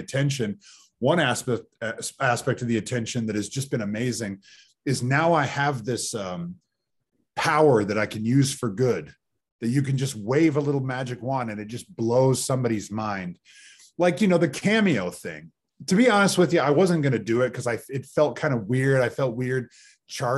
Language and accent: English; Pacific Northwest, United States; moved away; I'm from the Pacific Northwest. And I moved here and I'm kind of one of the only people in my family to move away.